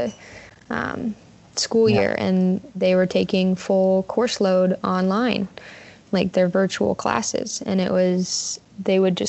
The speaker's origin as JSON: {"language": "English", "region": "Kansas", "country": "United States", "tie": "born or raised there", "said": "I am from Kansas, just outside of Kansas City. in little suburban area there."}